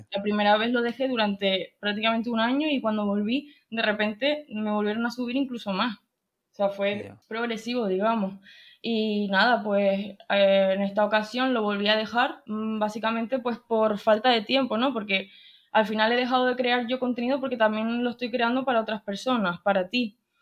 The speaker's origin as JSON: {"language": "Spanish", "area": "Tenerife", "region": "Canary Islands", "country": "Spain", "said": "tengo 21 años, soy de Tenerife"}